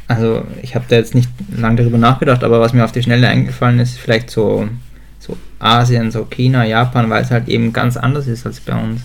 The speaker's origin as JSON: {"language": "German", "country": "Germany", "tie": "born or raised there", "said": "aufgewachsen, also und geboren bin ich in Deutschland"}